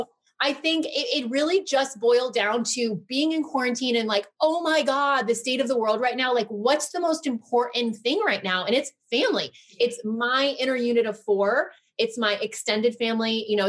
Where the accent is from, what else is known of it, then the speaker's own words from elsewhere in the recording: Connecticut, United States; moved away as an adult; also born or lived in New York City; now in California, United States; I'm from Connecticut. We always go to my parents' house.